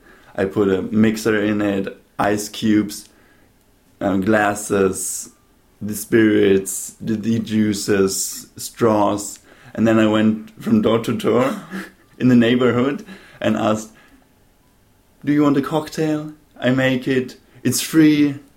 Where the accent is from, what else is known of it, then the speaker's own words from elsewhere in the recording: Munich, Bavaria, Germany; also born or lived in Baden-Baden / Stuttgart / Vienna; now in Venice, Italy; So, I was born in Baden-Baden in Germany. There, I lived for 2 years, 3 years. Then I moved to Stuttgart. Then I moved to Munich. In Munich, I went to the school. Then I moved to Vienna.